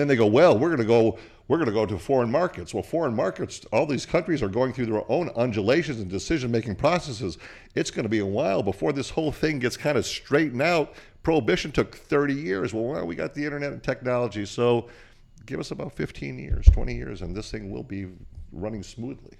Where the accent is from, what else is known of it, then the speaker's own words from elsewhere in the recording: Portland, Oregon, United States; also born or lived in Bulgaria; I was born in Portland, Oregon